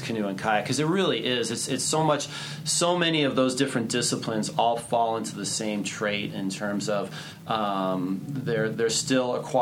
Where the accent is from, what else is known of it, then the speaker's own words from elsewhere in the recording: Boston, Massachusetts, United States; moved away as an adult; also born or lived in Rochester, New York / Pennsylvania / Del Mar, California; now in Georgia, United States; I moved from New York to Boston and spent my high school years in Boston